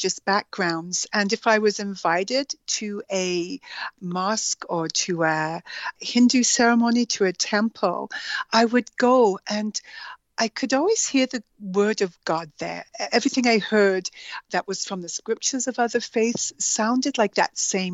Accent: Alberta, Canada; also born or lived in Edmonton / Guyana; I grew up in Alberta, in Canada, and my first years were spent in a small community, the current population is five, called Tuatna, Alberta.

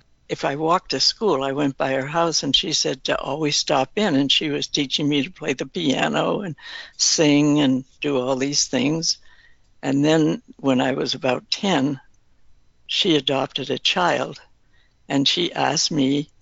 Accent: Massachusetts, United States; also born or lived in Danvers, Massachusetts; I grew up in Massachusetts

